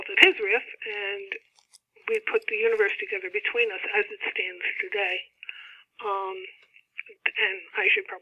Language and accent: English; East Coast America, United States; Steve and I were growing up in East Coast America in the 60s and 70s and 80s